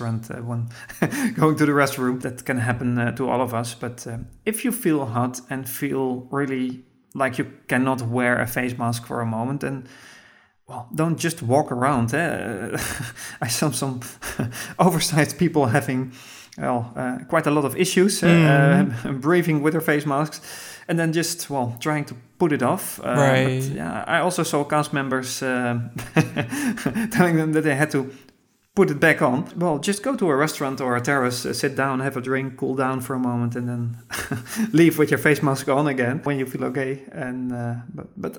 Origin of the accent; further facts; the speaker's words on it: Netherlands; I'm from Holland